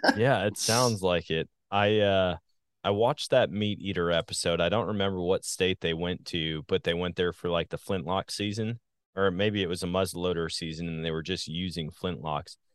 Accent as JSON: {"language": "English", "region": "Wisconsin", "country": "United States", "tie": "born or raised there", "moved": "yes", "lives_now": "Missouri, United States", "said": "I guess when you grow up somewhere, when you get used to all the hunting opportunities, they're like, man, it's a sportsman's paradise. I say that all the time about my home state of Wisconsin. Now that I'm in Missouri"}